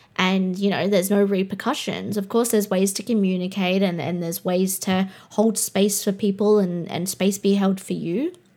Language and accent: English; Australia; I'm Australian